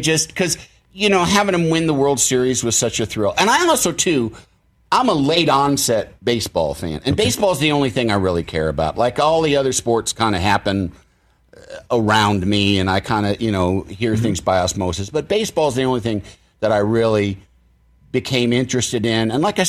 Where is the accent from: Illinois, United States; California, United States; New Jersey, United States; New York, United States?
Illinois, United States; I'm from Illinois.